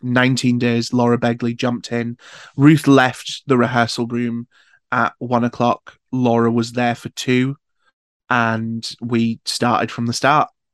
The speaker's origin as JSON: {"language": "English", "town": "Newcastle upon Tyne", "region": "North East England", "country": "United Kingdom", "said": "I'm from Newcastle"}